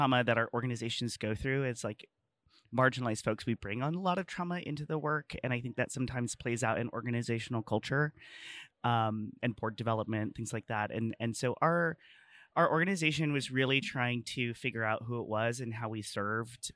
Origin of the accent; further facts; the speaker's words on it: El Centro, California, United States; I'm from El Centro, California. It's a small rural like farming community